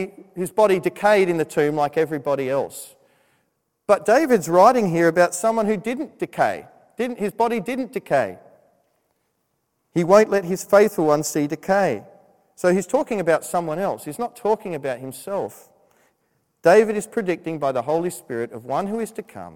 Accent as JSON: {"language": "English", "country": "Australia", "tie": "born or raised there", "moved": "as an adult", "said": "when I was living in Australia"}